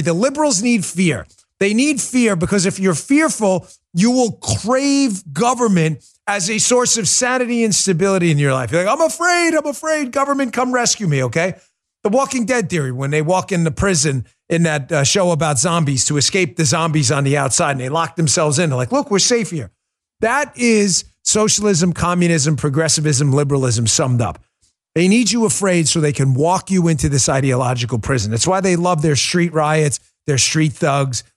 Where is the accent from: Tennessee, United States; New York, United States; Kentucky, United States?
New York, United States; moved away; I grew up in New York and I was a cop up there.